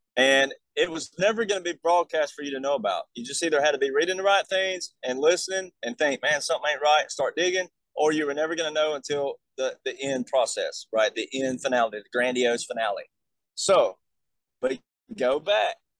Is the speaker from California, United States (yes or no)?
no; Alabama, United States; I'm from Alabama